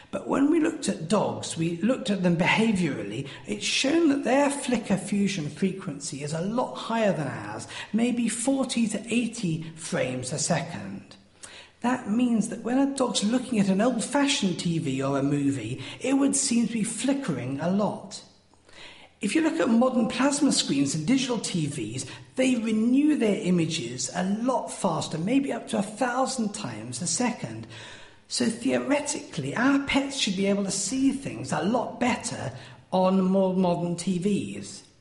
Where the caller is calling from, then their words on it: Wales, United Kingdom; from Wales